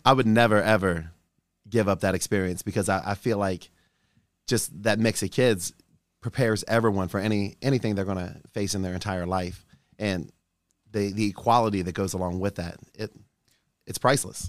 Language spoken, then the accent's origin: English; Newport, Kentucky, United States; growing up in Newport, making the friends that I had in Newport